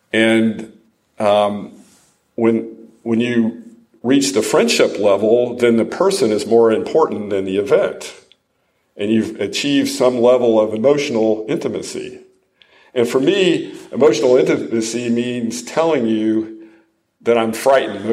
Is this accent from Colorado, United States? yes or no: no; Ohio, United States; also born or lived in Rochester, New York / Detroit; now in Franklin, United States; I grew up in Ohio, so I was a Yankee.